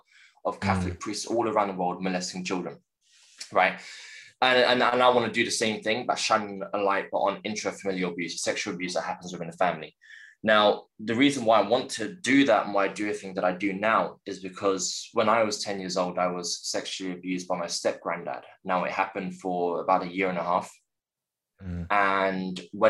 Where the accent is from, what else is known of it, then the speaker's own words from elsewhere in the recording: London, United Kingdom; born and raised in West London, in Chiswick